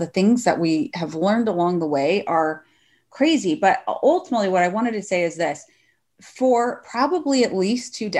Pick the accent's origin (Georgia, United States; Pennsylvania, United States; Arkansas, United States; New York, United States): Arkansas, United States; Northwest; also born or lived in Texas; now in Fresno, United States; I grew up in Northwest Arkansas.